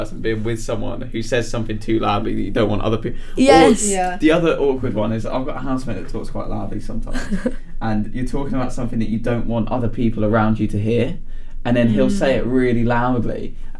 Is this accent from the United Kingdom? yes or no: yes; Norwich, East of England, United Kingdom; I'd like to say as well that I'm from Norwich.